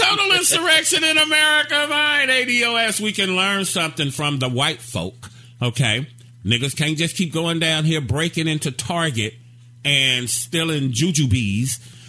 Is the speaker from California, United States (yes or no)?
no; Gary, Indiana, United States; now in Dallas, United States; I'm from Gary, Indiana.